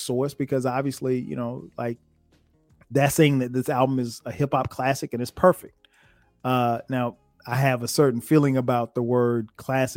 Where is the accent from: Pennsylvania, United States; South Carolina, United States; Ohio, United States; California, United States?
South Carolina, United States; Florence; also born or lived in Minneapolis, Minnesota; my hometown, Ray's Records in Florence, South Carolina